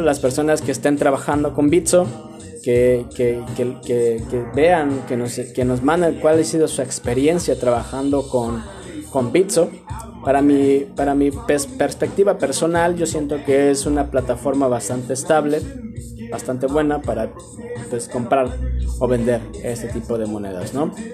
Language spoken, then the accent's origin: Spanish; Mexico; somos acá de México